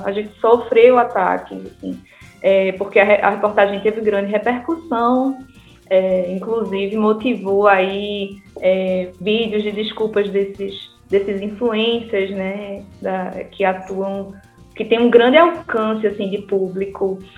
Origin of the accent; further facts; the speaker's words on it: Northeast Region, Brazil; muito bom falar com as conterrâneas